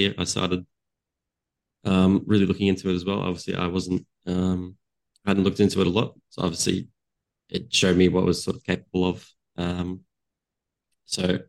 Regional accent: Australia; I had worked with a client. here in Australia. So I'm from Australia

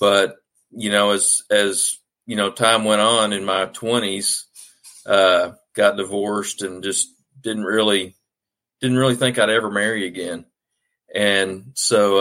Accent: Arkansas, United States; I'm a mostly native guy from Arkansas. My dad was in the Navy and we moved back to Arkansas where mom and dad are from when I was about seven

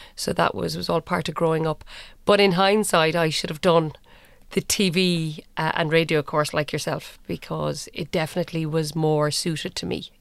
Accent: Cork, Munster, Ireland; I'm from Cork, uh, went to U C C

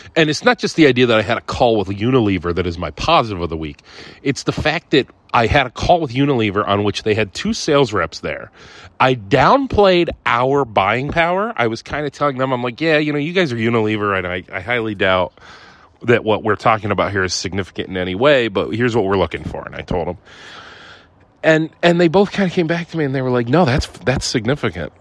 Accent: Ohio, United States; moved away; also born or lived in Sardinia; I'm from Ohio, man. I'm an Ohio guy

